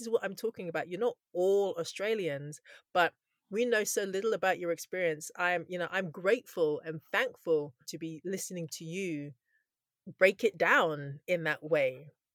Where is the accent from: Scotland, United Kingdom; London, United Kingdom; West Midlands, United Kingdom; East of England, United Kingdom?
Scotland, United Kingdom; I was born in Scotland. My mum is from Takoredi, which is in Ghana, both my parents are from Ghana